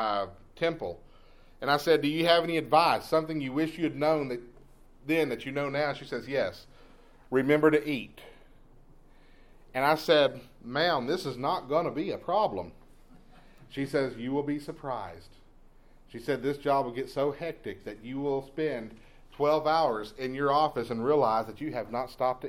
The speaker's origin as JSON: {"language": "English", "region": "East Texas", "country": "United States", "tie": "born or raised there", "said": "Growing up in East Texas"}